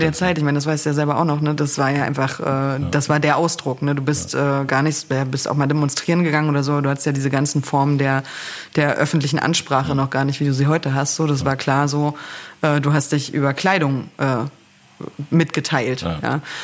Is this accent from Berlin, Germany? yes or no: yes; Berlin, Germany; also born or lived in Northern Germany; Also ich bin ja in Ostberlin eigentlich groß geworden, äh, komme zwar aus Norddeutschland, aber habe hier eine, äh, meine Jugend sozusagen in äh, verbracht in Lichtenberg